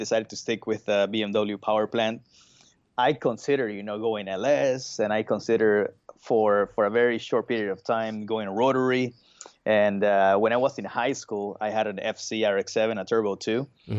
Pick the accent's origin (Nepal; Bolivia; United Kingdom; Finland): Bolivia; also born or lived in Brazil; I was born in Brazil, but I was raised in Bolivia. So, and in Bolivia, motocross is pretty huge.